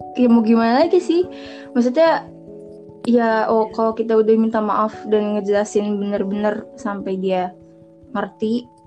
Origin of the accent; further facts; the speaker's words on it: Serang, Banten, Indonesia; Gue dari Serang, satu sekolah sama Sirin juga